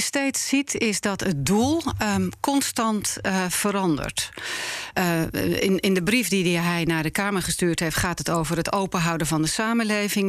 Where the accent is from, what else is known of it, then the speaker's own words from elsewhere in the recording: Netherlands; ik ben een Nederlander. Ik ben hier geboren en eh, opgegroeid.